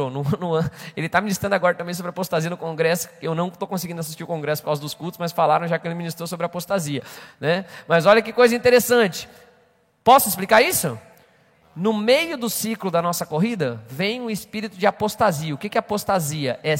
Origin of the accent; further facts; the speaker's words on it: Maringá, Paraná, Brazil; eu vim lá de Maringá.